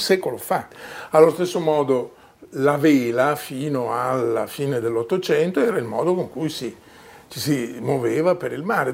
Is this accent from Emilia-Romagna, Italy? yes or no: yes; Emilia-Romagna, Italy; moved away; Io sono emiliano di origine